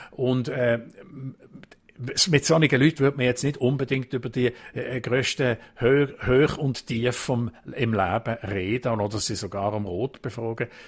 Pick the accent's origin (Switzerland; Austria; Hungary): Switzerland; Kompromiss und Diskussionen, so wie bei uns in der Schweiz, das gibt es wirklich ganz, ganz selten bis gar nie.